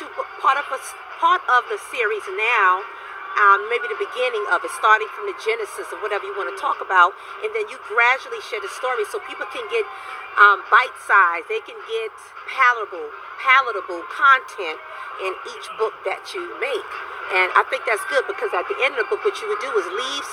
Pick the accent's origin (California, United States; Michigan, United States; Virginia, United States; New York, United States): Virginia, United States; I'm from Virginia.